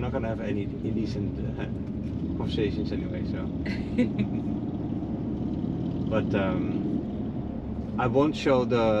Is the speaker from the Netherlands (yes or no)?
yes; Netherlands; now in Naples, United States; I'm from the Netherlands